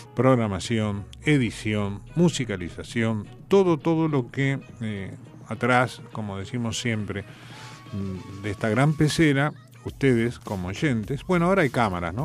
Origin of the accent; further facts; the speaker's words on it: General San Martín, Buenos Aires Province, Argentina; yo no soy porteño, yo soy de Lamba, soy bonaerense. Nací en el partido vecino acá de General San Martín en un hospital público